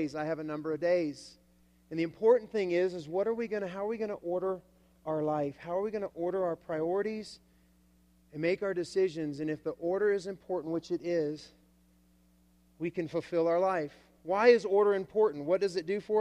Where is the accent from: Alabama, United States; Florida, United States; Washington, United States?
Alabama, United States; I come from the South, Alabama.